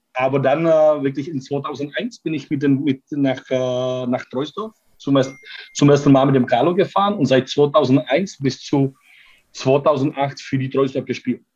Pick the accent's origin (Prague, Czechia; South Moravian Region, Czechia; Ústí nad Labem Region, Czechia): Prague, Czechia; German is a second language; moved away as an adult; now in Cologne, Germany; ich komme aus Prag